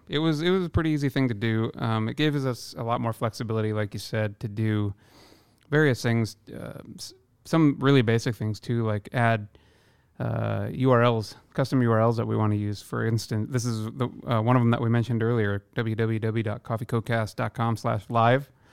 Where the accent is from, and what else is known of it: Iowa, United States; born or raised there; now in Seattle, United States